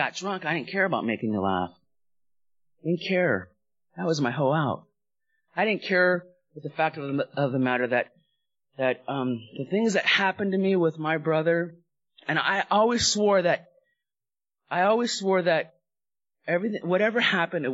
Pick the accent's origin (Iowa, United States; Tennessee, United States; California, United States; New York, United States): California, United States; Los Angeles; also born or lived in Hawaii; I grew up in the San Fernando Valley in Southern California. We went from Hawaii, lived there for about 5 years, and then I went to Southern California's home.